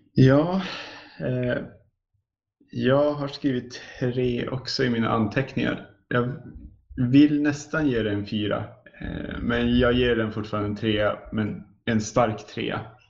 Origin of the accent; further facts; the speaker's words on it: Sweden; som svensk